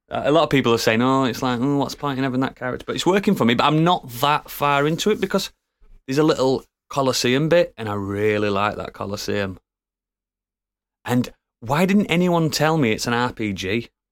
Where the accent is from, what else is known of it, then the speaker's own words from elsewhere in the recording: United Kingdom; we are all British, and we all sound ridiculous